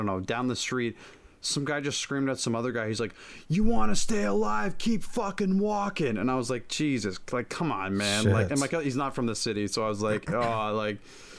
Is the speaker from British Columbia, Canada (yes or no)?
no; Toronto, Ontario, Canada; I'm from Toronto, right?